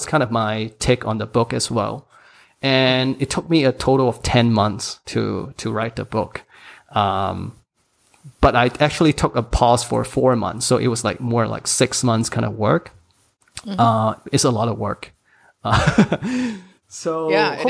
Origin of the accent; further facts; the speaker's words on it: Hong Kong; English is a second language; also born or lived in United States; English is my third language. I mean, I studied in Hong Kong, English school